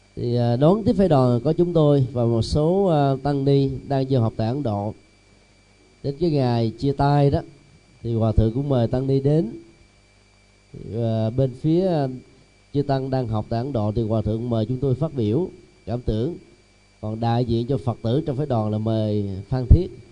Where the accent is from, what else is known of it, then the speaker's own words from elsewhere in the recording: Vietnam; người Việt Nam mình